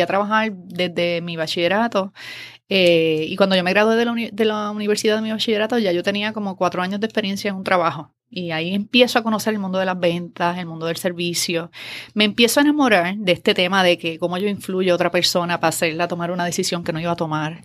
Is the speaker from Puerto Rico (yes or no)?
yes; Adjuntas, Puerto Rico; moved away as an adult; also born or lived in Ponce, Puerto Rico / Río Piedras, Puerto Rico; fui a nacer a Ponce, pero me crié toda mi vida en Adjuntas